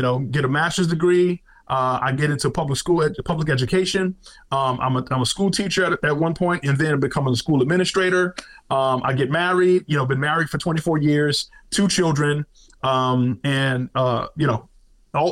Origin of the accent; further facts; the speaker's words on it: New York City, New York, United States; moved away; also born or lived in South Carolina; I am a kid from Brooklyn, New York City, grew up in the streets of New York City, up through the 80s.